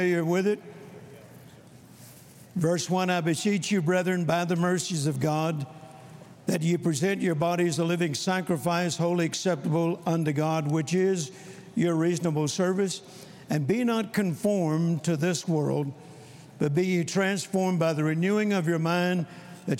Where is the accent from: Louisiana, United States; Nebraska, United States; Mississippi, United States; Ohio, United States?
Mississippi, United States; Vicksburg; I was born in Vicksburg, Mississippi, on a farm that my grandfather had purchased in 1927